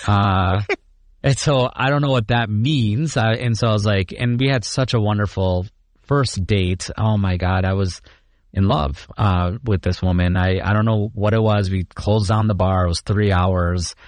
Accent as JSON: {"language": "English", "town": "Chicago", "region": "Illinois", "country": "United States", "tie": "born or raised there", "also_born_or_lived": "India / Iowa State (Ames, Iowa)", "said": "I grew up in Chicago. Um, born in India, uh, but grew up in Chicago"}